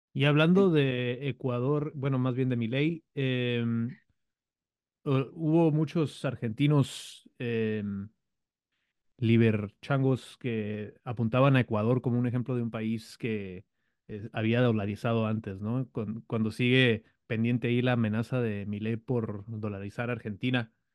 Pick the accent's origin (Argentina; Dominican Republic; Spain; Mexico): Mexico; Baja California; Acá somos la República de Baja California del Brazo Poderoso